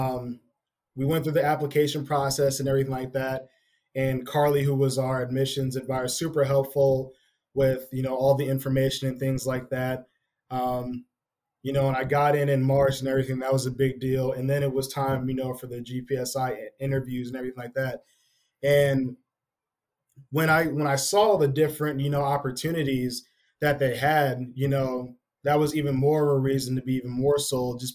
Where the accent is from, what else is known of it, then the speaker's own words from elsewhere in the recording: Naperville, Illinois, United States; I'm from the Naperville, Aurora area